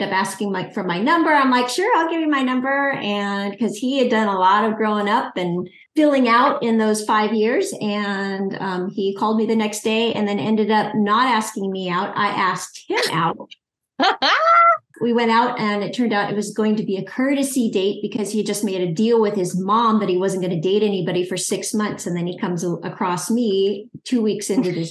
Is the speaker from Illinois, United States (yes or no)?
no; California, United States; Both of us are California natives